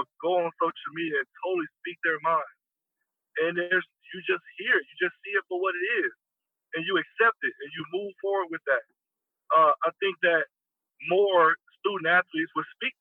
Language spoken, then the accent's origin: English; the South, United States; moved away as an adult; also born or lived in California; growing up in the South, I had seen it all and had experienced it all